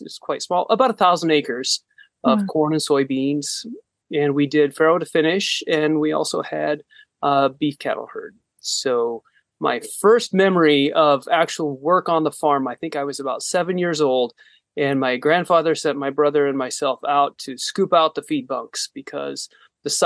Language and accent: English; Northwest Iowa, United States; now in Ames, United States; I was born in Northwest Iowa, a small town, about 1,000 people